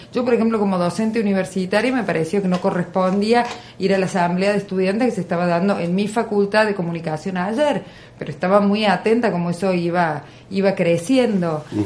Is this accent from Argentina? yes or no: yes; Argentina; en un espacio como el nuestro, en un lugar como Argentina